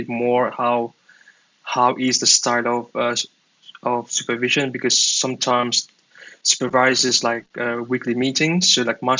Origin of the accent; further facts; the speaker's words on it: Mauritius; now in Dublin, Ireland; I'm from Mauritius.